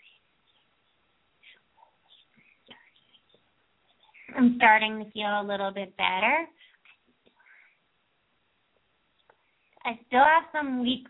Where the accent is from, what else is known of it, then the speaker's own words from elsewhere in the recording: East Coast, United States; moved away; also born or lived in Ojai, California; I grew up in the East Coast